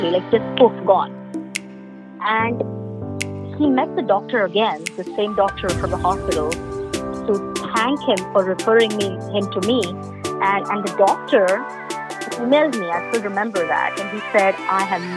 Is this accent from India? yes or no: yes; Mumbai, Maharashtra, India; moved away as an adult; now in Ottawa, Canada; I'm originally from Mumbai, India, and I was born and brought up there